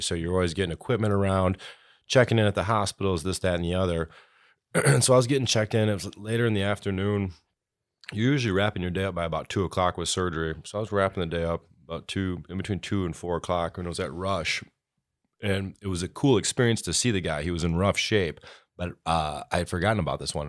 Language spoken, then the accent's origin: English; Clare, Michigan, United States; also born or lived in Chicago; born and raised in Clare like the rest of us here